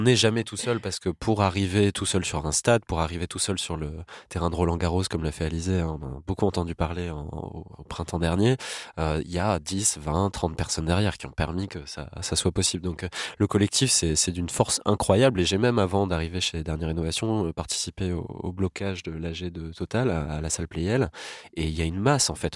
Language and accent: French; France; chez nous en France